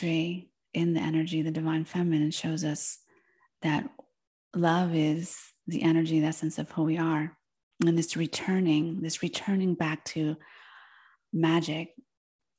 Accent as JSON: {"language": "English", "region": "New Jersey", "country": "United States", "tie": "born or raised there", "first_language": "Spanish", "second_language": "English", "said": "I was born in New Jersey, where I grew up, and my parents, being from Argentina, they moved there just before I was born"}